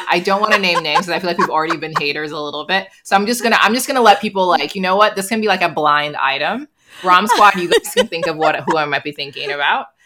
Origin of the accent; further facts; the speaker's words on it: Nigeria; um, but I'm too Nigerian to admit to that.